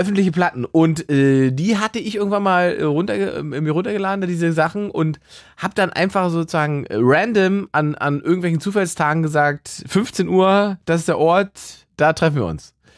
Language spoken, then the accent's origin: German; Salzwedel, Saxony-Anhalt, Germany; moved away; meinem Gymnasium in Salzwedel in Sachsen-Anhalt, wo ich herkomme